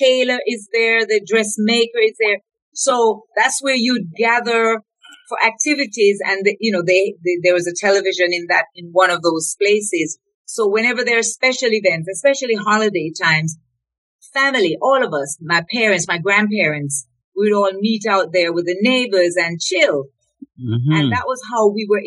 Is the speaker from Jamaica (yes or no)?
yes; Colonel's Ridge, Clarendon, Jamaica; moved away; also born or lived in Reading, England / Toronto, Canada; I grew up in a little district called Colonel's Ridge